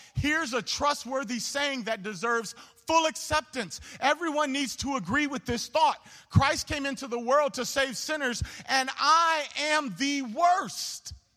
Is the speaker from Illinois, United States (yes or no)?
yes; Homewood, Illinois, United States; I grew up in Homewood